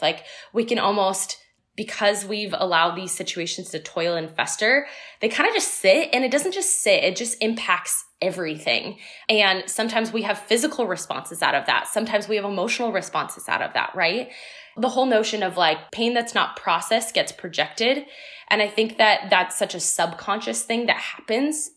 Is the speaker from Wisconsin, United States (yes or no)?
no; Tustin, California, United States; moved away as an adult; also born or lived in Seattle; I was originally born and raised in Southern California in Orange County in a small town called Tustin.